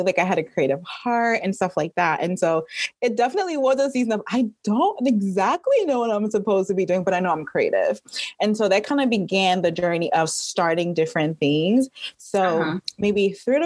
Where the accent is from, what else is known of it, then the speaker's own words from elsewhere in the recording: Trinidad & Tobago; now in Atlanta, United States; I am originally from Trinidad and Tobago. So I've been living in Atlanta for almost 20 years